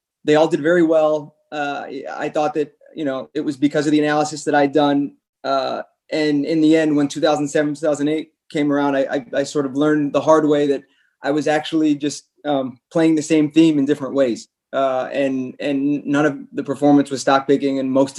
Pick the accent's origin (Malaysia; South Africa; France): France; also born or lived in Chicago; So I guess my parents are both American. I was born in Chicago and we moved to France when I was six.